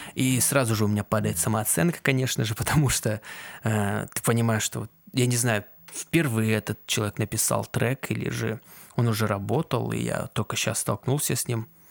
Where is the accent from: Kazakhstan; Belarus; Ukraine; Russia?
Kazakhstan; казахский для меня он привычный, потому что я из Казахстана. Вот я его учил там